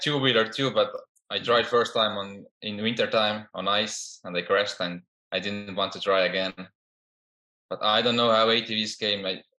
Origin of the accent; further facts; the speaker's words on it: Estonia; now in United States; In Europe, in a small country named Estonia. We only have population is 1.3 million. So it's really small compared to the States or even big European countries. It's a really small country, and I grew up there.